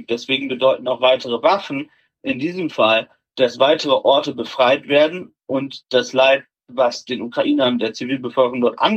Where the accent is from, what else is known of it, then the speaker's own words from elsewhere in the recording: Germany; okay, ja, ich bin ein Deutscher und so, und wenn die Russen mich jetzt kriegen, dann, ja, werden die mich halt irgendwie nicht töten